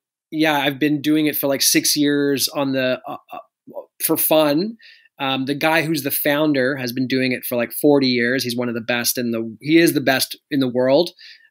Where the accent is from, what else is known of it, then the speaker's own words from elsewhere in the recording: Canada; No, Canadians are polite, but we're very shy.